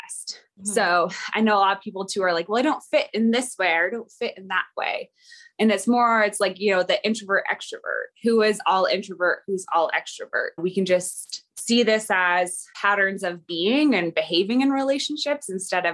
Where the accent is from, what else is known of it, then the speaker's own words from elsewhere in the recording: Silverdale, Washington, United States; I'm from Silverdale, Washington